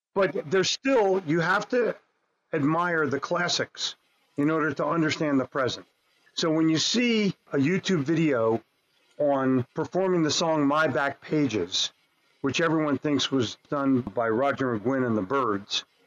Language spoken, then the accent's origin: English; New Jersey, United States; also born or lived in Philadelphia / New York; growing up in New Jersey